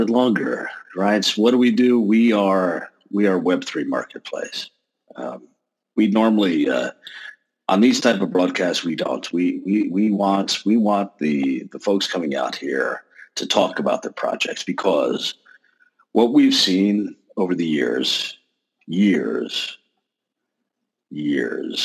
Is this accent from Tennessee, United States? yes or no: no; Texas, United States; I'm from Texas